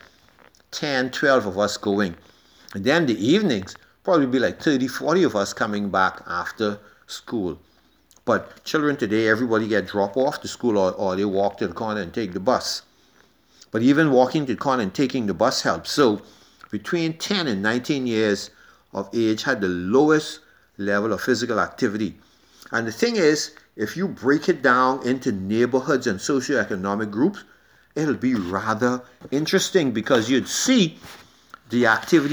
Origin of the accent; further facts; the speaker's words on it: Nassau, New Providence, Bahamas; growing up in Yellow Elder